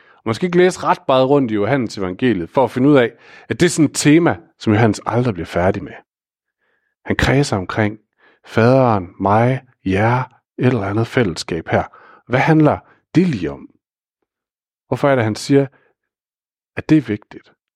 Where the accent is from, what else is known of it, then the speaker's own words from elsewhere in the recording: Aarhus, Central Denmark Region, Denmark; ansat i et vikarbyrå i Aarhus, hvor jeg kommer fra